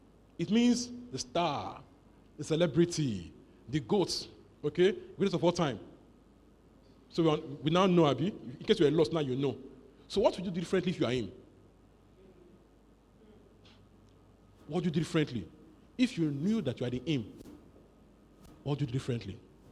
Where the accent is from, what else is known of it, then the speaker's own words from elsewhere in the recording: Nigeria; born there; I don't care where you were born, I ordained you. I was born in Nigeria.